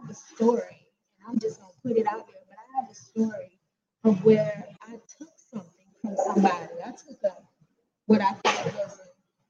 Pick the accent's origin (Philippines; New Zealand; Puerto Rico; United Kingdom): United Kingdom; West Midlands; Growing up in the Black country, my family is my mother's mother.